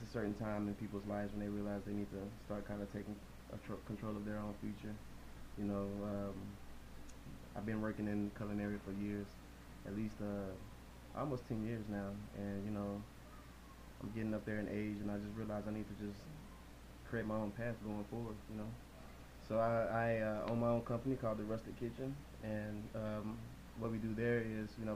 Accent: Texas, United States; we're from Texas.

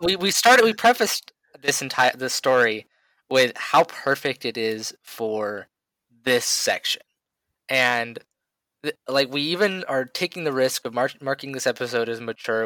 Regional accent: United States; as an American

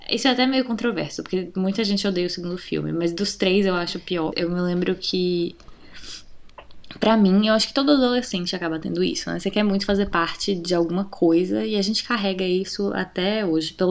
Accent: Brazil

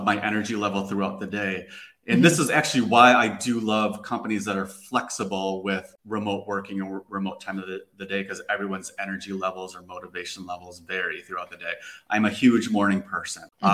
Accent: Minnesota, United States; moved away as an adult; now in Lisbon, Portugal; I'm from Minnesota

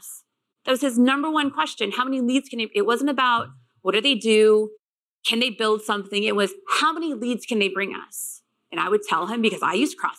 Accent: Midwest, United States; I'm from the Midwest.

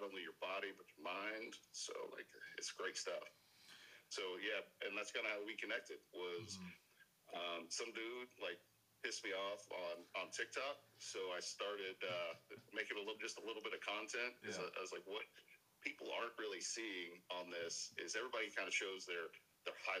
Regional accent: Arkansas, United States; born and raised in Arkansas

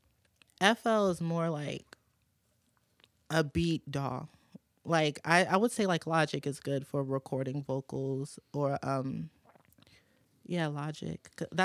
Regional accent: New Orleans, Louisiana, United States; born there; also born or lived in Michigan / Virginia; No, I was born in New Orleans, okay. And then I moved to Michigan, and then I moved to Virginia. I was in Fredericksburg, Stafford, Spotsy, and then I moved here.

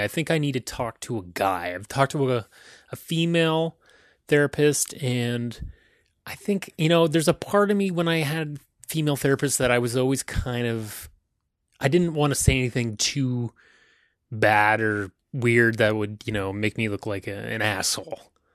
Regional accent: County Cork, Ireland; now in Toronto, Canada; I wear red because that's the, that's the color of my county in Ireland, County Cork

